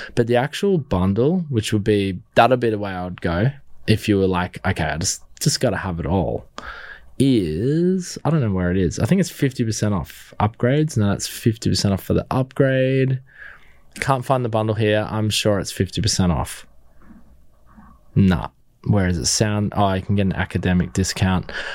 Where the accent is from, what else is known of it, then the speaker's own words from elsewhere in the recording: Australia; being an Aussie